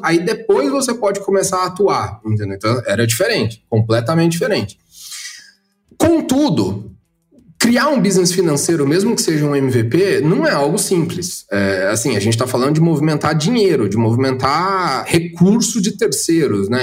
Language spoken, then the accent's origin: Portuguese; Goiás, Brazil; now in São Paulo, Brazil; lá na minha terra, eu sou de Goiás